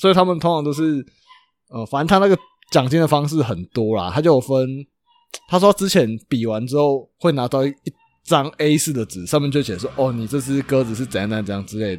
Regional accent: Chiayi, Taiwan; 我们是嘉义的嘛，那可能会有高雄，可能会有台北的

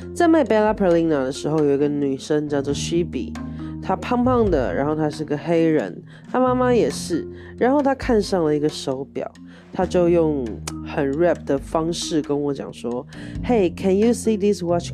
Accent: Taiwan; 我台湾人啦

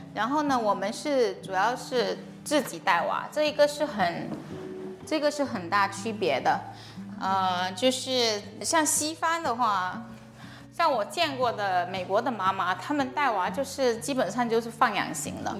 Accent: China; moved away as an adult; also born or lived in Florida, United States / Illinois, United States; 我从小在国内长大，然后二十来岁的时候去美国读书

